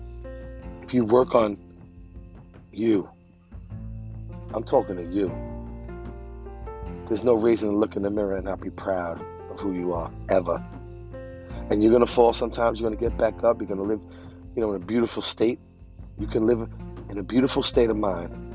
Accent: New York City, New York, United States; moved away as an adult; also born or lived in Bensonhurst, Brooklyn; now in New Jersey, United States; I grew up in the Sheepshead Bay projects for 20 years of my life, and moved to Bensonhurst. Now I live in Jersey

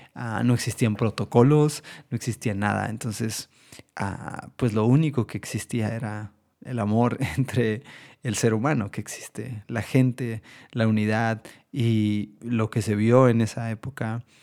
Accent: Mexico; todos como mexicanos quisiéramos

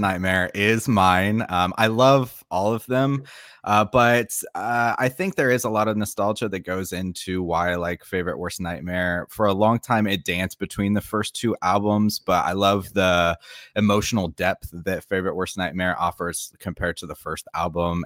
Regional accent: Florida, United States; moved away as an adult; now in South Korea; I am from Florida

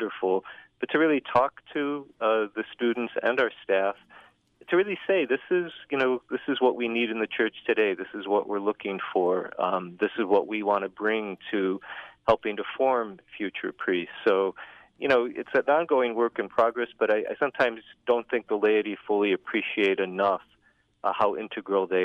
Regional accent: Northwest Indiana, United States; I'm originally from Northwest Indiana

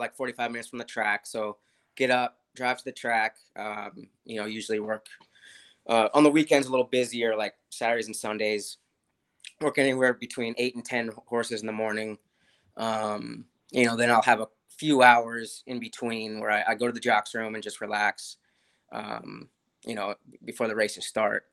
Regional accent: San Diego, California, United States; I grew up in San Diego.

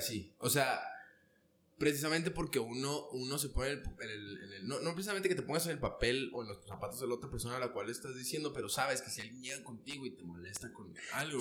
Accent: Ciudad Juárez, Chihuahua, Mexico; nací en Ciudad Juárez

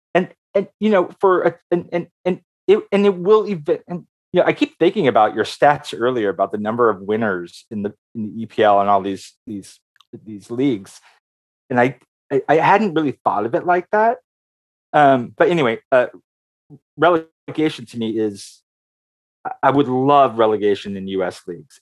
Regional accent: Oakland, California, United States; my formative years are in Oakland

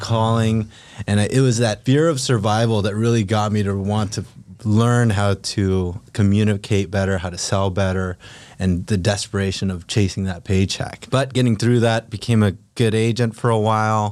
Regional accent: Philippines; moved away; also born or lived in California; I grew up in the Philippines, moved to California with a single mom and a younger

